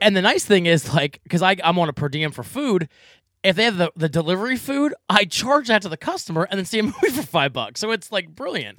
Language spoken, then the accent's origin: English; Fleetwood, Pennsylvania, United States; I'm from Fleetwood.